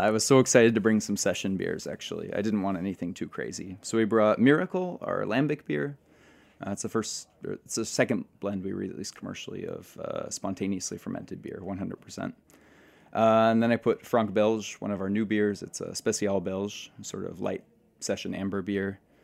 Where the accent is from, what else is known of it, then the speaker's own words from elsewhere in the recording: United States; now in Belgium; I'm the American in the brewery